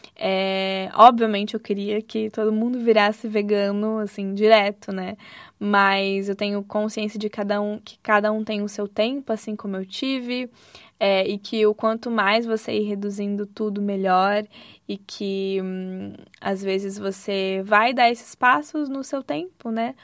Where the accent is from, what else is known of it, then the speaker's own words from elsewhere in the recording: Santa Catarina, Brazil; moved away as an adult; also born or lived in Rio de Janeiro; E eu sou de Santa Catarina, então fui de Santa Catarina para o Rio de Janeiro